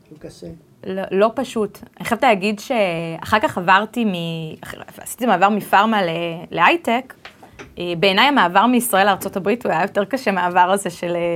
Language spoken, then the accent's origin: Hebrew; United States; born there; also born or lived in Israel; נולדתי בארצות הברית, וחייתי רק ככה לתת המחשה, מתוך 12 שנות לימוד ראשונות, הייתי בשמונה בתי ספר שונים